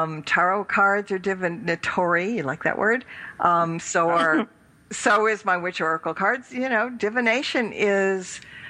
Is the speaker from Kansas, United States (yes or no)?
no; California, United States; accent: California; it's my California accent.